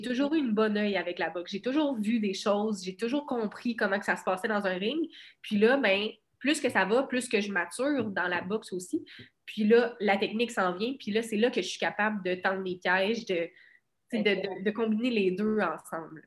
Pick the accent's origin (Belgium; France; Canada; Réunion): Canada; Cabano, Quebec; moved away as an adult; also born or lived in Rivière-du-Loup; je viens de Cabano